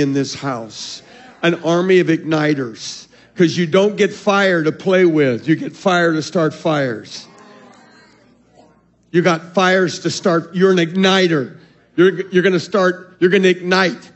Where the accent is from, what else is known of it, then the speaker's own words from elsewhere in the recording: Arizona, United States; I'm from Arizona